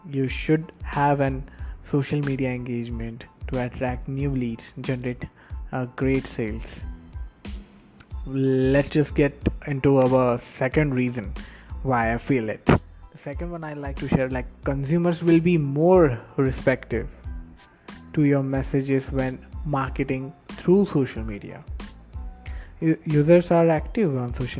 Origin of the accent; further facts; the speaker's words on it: Karad, Maharashtra, India; also born or lived in Pune; also in Karad, my hometown